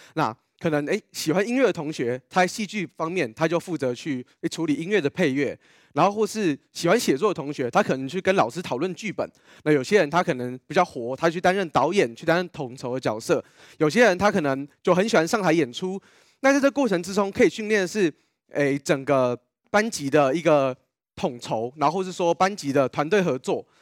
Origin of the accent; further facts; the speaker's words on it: Yilan County, Taiwan; 因为我们家是宜兰人，然后，因为妈妈从小是就是宜兰土生土长宜兰人